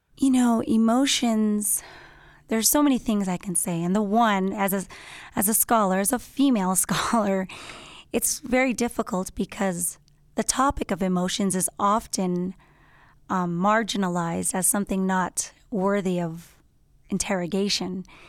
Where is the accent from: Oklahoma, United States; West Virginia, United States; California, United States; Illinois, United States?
California, United States; Los Angeles; I'm from Los Angeles, born and raised